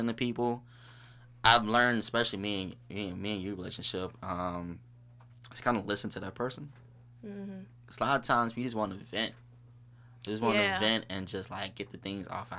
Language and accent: English; St. Louis, Missouri, United States; now in North County, United States; I'm from the South Side. Everybody know I'm from the South Side